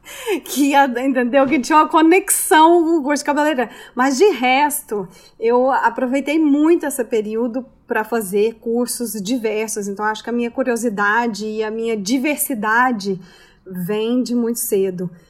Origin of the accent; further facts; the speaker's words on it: Goiânia, Goiás, Brazil; moved away as an adult; also born or lived in Brasília / Paris, France; now in New York, United States; Eu sou de Goiânia, Goiás, então do centro né, do Brasil